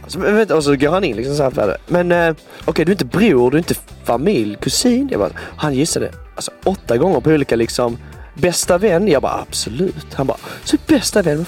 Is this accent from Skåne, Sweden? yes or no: yes; Svarte, Skåne, Sweden; now in Stockholm, Sweden; i min hemstad så är eh, den är väldigt liten